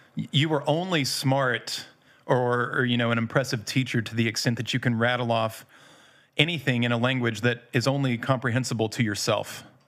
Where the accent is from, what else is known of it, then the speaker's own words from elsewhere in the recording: United States; moved away; also born or lived in Indiana / Louisville, Kentucky; I'm from Indiana. Not quite Indiana, mostly Louisville